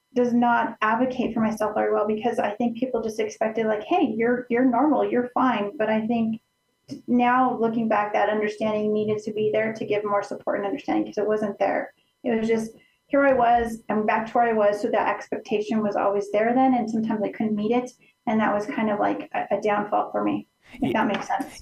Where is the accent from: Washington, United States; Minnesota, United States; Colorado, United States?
Colorado, United States; Center; now in Pueblo, United States; My my hometown is called Center, Colorado. It's it's near the Alamosa area